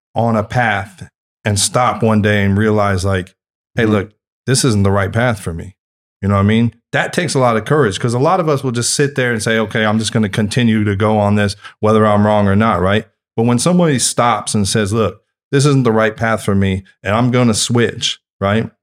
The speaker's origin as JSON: {"language": "English", "region": "Northern California", "country": "United States", "said": "I'm from Northern California"}